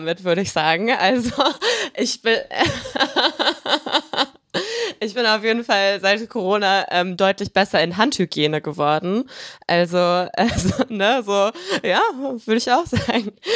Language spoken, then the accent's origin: German; Germany; ich bin halt in Deutschland groß geworden.